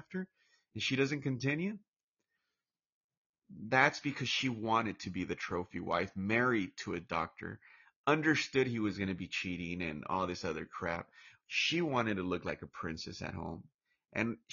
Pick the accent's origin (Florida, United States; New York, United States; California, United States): California, United States; Orange; also born or lived in Mexico / Lake Chapala, Jalisco, Mexico; I'm from Orange, California, Orange County, California, and I got a little bit of an accent. And I was raised here all my entire life, pretty much. I mean, my first few years I was in Mexico, but that was like first 5, 6 years